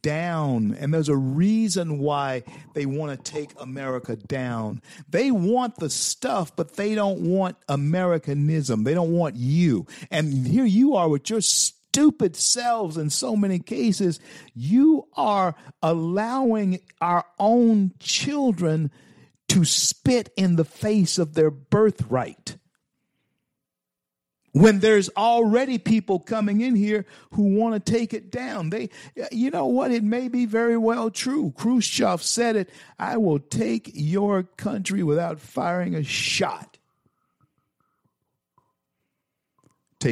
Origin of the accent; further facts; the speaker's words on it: Louisiana, United States; now in Florida, United States; My home state is always Louisiana